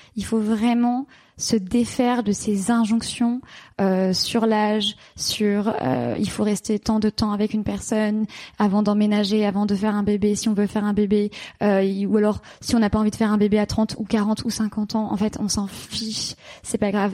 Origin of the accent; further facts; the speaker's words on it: Paris, Île-de-France, France; moved away as an adult; also born or lived in London; j'ai quitté la France, j'ai quitté Paris, j'ai quitté mes amis, et je suis partie m'installer à Londres